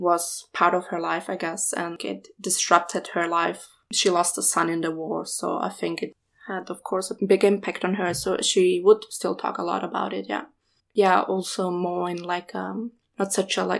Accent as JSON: {"language": "English", "region": "Vienna", "country": "Austria", "tie": "born or raised there", "said": "I was born in Vienna after we fled from the war to Austria in 93"}